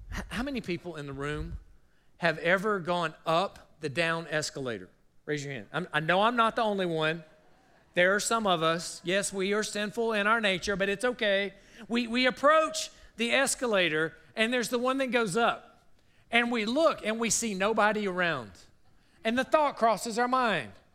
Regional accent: South Carolina, United States; moved away; I grew up in South Carolina

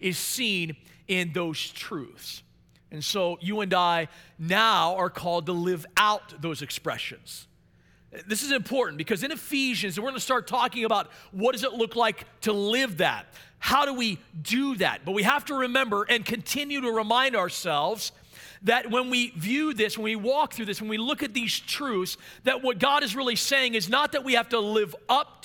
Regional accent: Maryland, United States; I became a lead pastor in my hometown in Maryland

